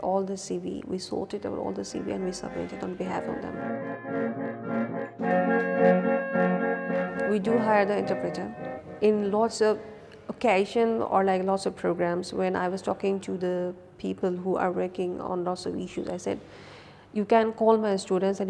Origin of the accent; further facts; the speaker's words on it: Bangladesh; I'm from Bangladesh